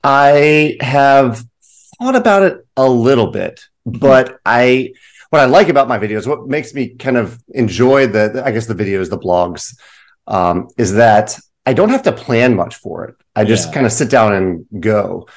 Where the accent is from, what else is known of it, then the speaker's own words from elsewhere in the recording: Virginia, United States; now in St. Louis, United States; I'm in St. Louis now. I'm from Virginia, but I'm